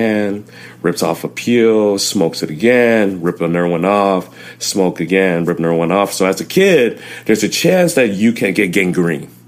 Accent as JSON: {"language": "English", "town": "Inglewood", "region": "California", "country": "United States", "tie": "born or raised there", "first_language": "Chinese, Vietnamese", "second_language": "English", "said": "I was born in Inglewood"}